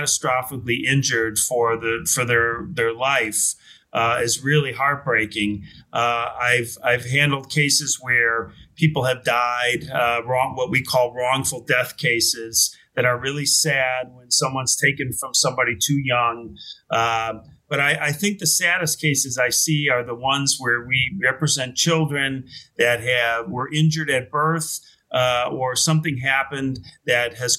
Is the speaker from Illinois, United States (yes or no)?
yes; Chicago, Illinois, United States; also born or lived in New York; I grew up in Chicago, went to school in Chicago